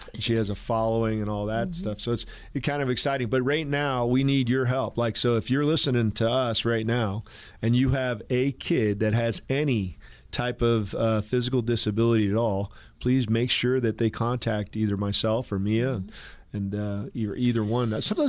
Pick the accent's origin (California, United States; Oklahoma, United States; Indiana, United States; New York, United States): California, United States; Where I grew up in California, adaptive PE is a requirement